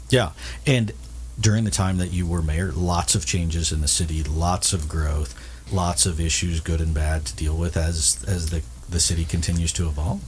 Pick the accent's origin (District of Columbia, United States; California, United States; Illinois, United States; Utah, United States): California, United States; San Diego; I grew up in San Diego